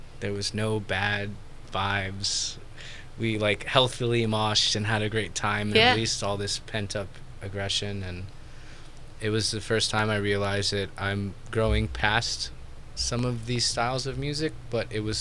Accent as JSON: {"language": "English", "town": "Orlando", "region": "Florida", "country": "United States", "tie": "born or raised there", "moved": "yes", "lives_now": "Napa, United States", "said": "I grew up in Orlando"}